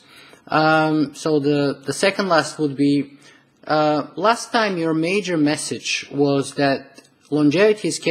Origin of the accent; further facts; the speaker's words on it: Canada; I am Canadian